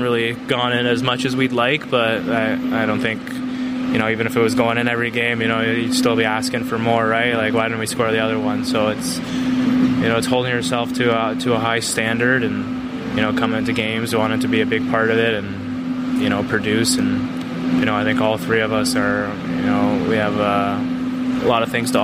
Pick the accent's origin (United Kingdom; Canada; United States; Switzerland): Canada; growing up in Canada